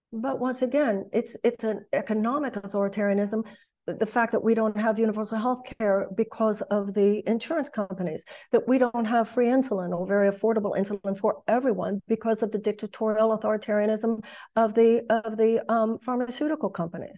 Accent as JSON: {"language": "English", "region": "Texas", "country": "United States", "also_born_or_lived": "Los Angeles / New York / Michigan", "moved": "as an adult", "said": "I come from Texas."}